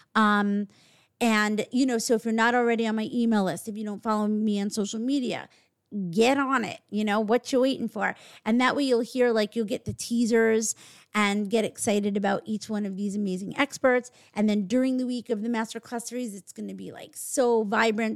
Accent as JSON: {"language": "English", "region": "New York", "country": "United States", "said": "we're actually from New York"}